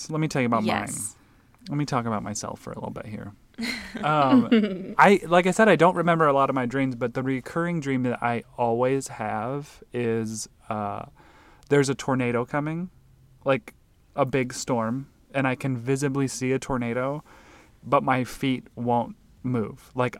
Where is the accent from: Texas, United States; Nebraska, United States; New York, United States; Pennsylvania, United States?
Nebraska, United States; also born or lived in Alaska; I was born in Alaska, but we moved to Nebraska when I was like 3